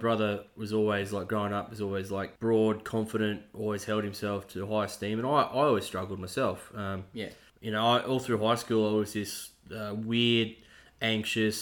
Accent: Sydney, New South Wales, Australia; also born or lived in Bathurst, Australia; I was a kid. So I lived in Sydney to start with, then we moved up to Bathurst

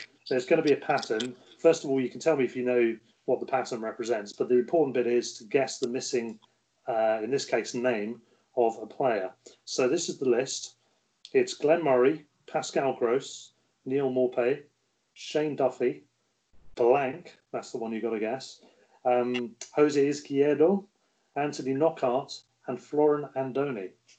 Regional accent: Solihull, West Midlands, United Kingdom; born there; But I'm English and I was born in Solihull near Birmingham.

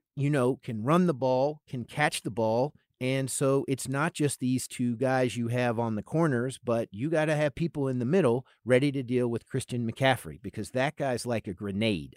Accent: Charlotte, North Carolina, United States; also born or lived in San Francisco Bay Area; now in San Francisco, United States; I am from Charlotte, North Carolina originally.

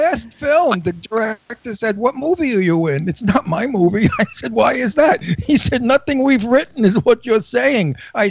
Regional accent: New York City, New York, United States; also born or lived in Long Island / Setauket / Garden City; Nobody speaks Brooklynese better than me. I'm from Brooklyn, all right?

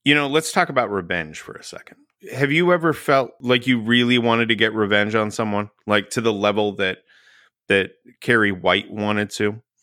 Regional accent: Texas, United States; I grew up in Texas.

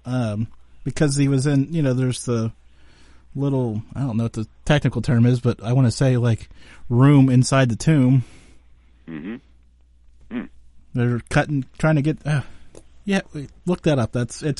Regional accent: Western Pennsylvania, United States; we're both from Western Pennsylvania

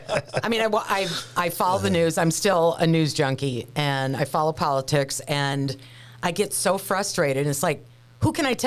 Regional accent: Minneapolis, Minnesota, United States; moved away as an adult; also born or lived in Lafayette, Indiana / Grand Rapids, Michigan / Cleveland, Ohio / San Francisco; now in Florida, United States; I grew up in Minneapolis, and when I left Minneapolis for my first radio job, I went to Lafayette, Indiana. So I went from downtown Minneapolis to a cornfield.

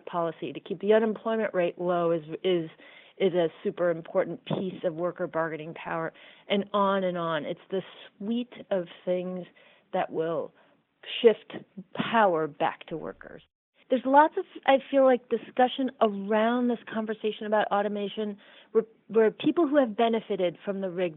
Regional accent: Iowa, United States; I grew up in Iowa.

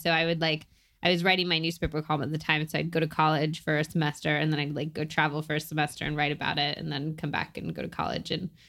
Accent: Berkeley, California, United States; oh, well, I was raised in Berkeley, so I was like very into vegetables, blah, blah, blah.

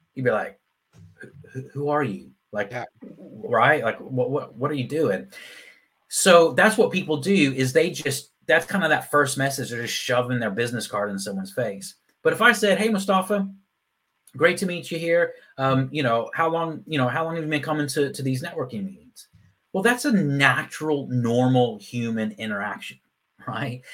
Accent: Texas, United States; moved away as an adult; also born or lived in Phoenix, Arizona / Ireland; now in Leeds, United Kingdom; I was actually born in Phoenix, Arizona, but I grew up in Texas.

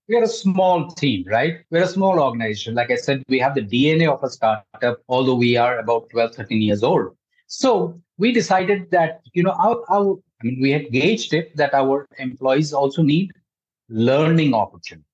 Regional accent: India; I'm an Indian

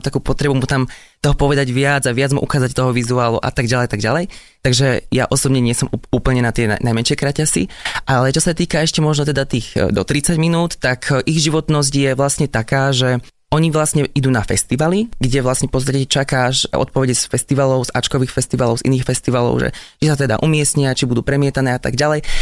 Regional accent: Kežmarok, Prešov Region, Slovakia; Taktiež som hral v ochotníckom divadle u nás v Kešmarku

